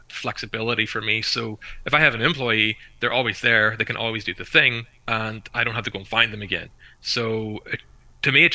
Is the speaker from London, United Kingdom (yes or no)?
no; Belfast, Northern Ireland, United Kingdom; I'm from Belfast, but I live near the north coast now